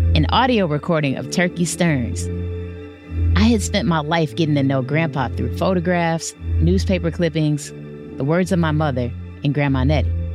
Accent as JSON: {"language": "English", "town": "Detroit", "region": "Michigan", "country": "United States", "tie": "born or raised there", "said": "my hometown, Detroit"}